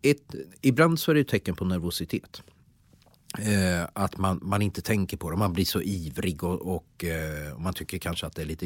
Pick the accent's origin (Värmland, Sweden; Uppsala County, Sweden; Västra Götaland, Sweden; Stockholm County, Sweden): Värmland, Sweden; moved away as an adult; also born or lived in Jönköping; Jag ska säga då att jag flyttade då från Värmland, då var jag 19 år.